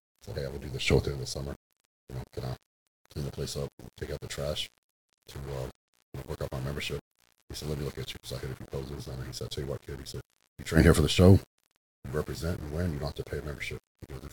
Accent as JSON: {"language": "English", "region": "West Texas", "country": "United States", "tie": "born or raised there", "also_born_or_lived": "Fort Worth, Texas", "said": "grew up in West Texas on a cattle ranch"}